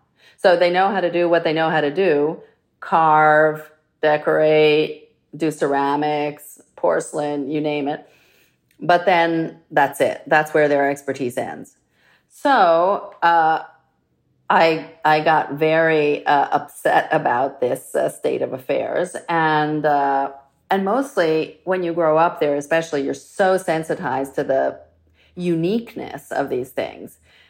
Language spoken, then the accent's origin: English; Florence, Tuscany, Italy; And I'm from Florence, which is historically a very craft-centric town.